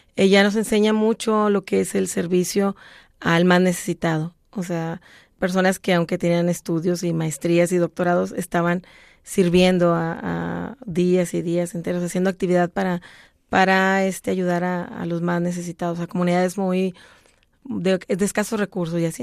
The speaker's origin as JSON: {"language": "Spanish", "town": "Monterrey", "region": "Nuevo León", "country": "Mexico", "tie": "born or raised there", "said": "aprendí a tocar guitarra y mandolina en mi ciudad natal, Monterrey, Nuevo León, México"}